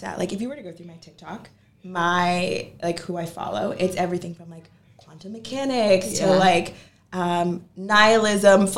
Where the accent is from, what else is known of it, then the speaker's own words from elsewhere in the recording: Massachusetts, United States; moved away as an adult; now in Brooklyn, New York, United States; coming from Massachusetts